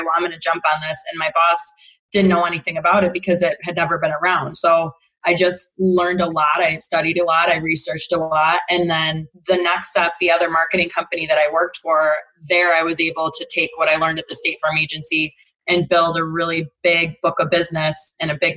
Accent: Rochester, New York, United States; moved away as an adult; I'm from Rochester, New York.

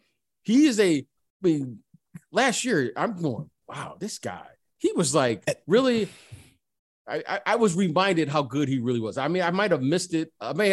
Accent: Detroit, Michigan, United States; now in Paris, France; I was born in Detroit.

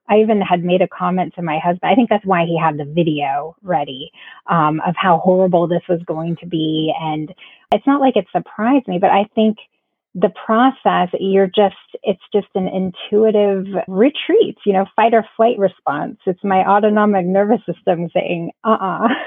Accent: Florida, United States; now in South Carolina, United States; we're originally from Florida. So um, after moving a couple states up

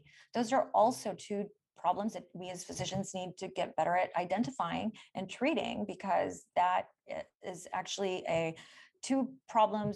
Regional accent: India; also born or lived in Michigan; now in Stanford, United States; I'm from India

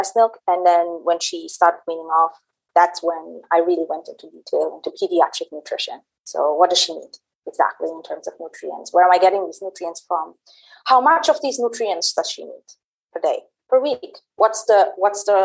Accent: Berlin, Germany; moved away as an adult; also born or lived in Middle East; I was born and raised in Germany, in Berlin, and I also did my studies there

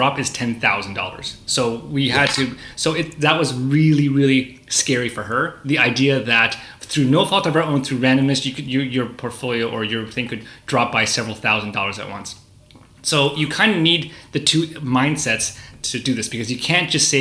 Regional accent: Canada; I was born in Canada, and we grew up in a kind of a middle class environment

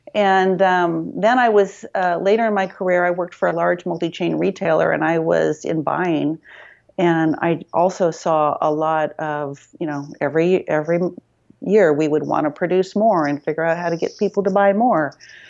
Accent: Midwest, United States; moved away as an adult; now in San Francisco, United States; I grew up in the Midwest.

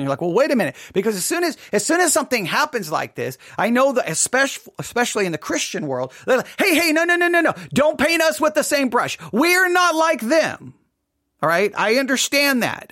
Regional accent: Texas, United States; moved away; also born or lived in Nebraska; I was born and raised in Texas

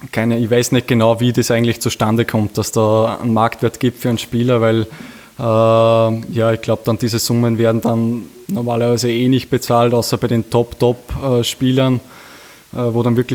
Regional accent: Upper Austria, Austria; Wir, wir sind beide aus Oberösterreich und äh, ich, wir fühlen uns extrem wohl. Wir sind zu Hause in Linz

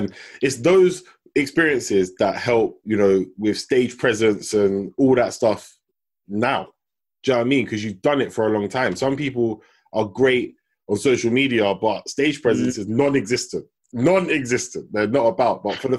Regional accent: London, United Kingdom; moved away as an adult; also born or lived in Southampton; because I grew up in London for 18 years. Then I went to uni, but I went to Southampton, right?

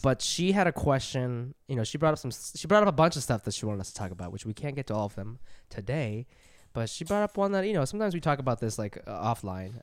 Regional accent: Columbus, Ohio, United States; where I grew up in Columbus

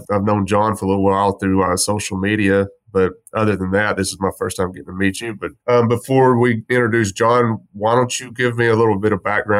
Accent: West Texas, United States; also born or lived in Grape Creek, Texas; I grew up in West Texas. Spent a lot of my very younger years.

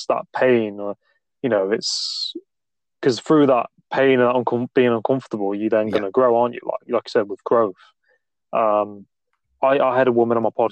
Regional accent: Nottingham, East Midlands, United Kingdom; I'm from Nottingham, not too far from Stoke-on-Trent.

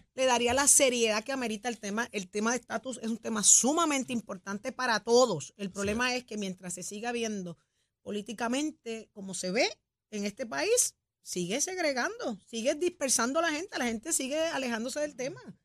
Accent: Puerto Rico; así somos los boricuas

